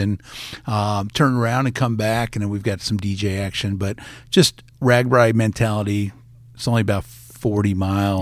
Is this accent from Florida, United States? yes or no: yes; Fort Lauderdale, Florida, United States; moved away as an adult; also born or lived in Gainesville, Florida; now in Iowa, United States; I grew up in Fort Lauderdale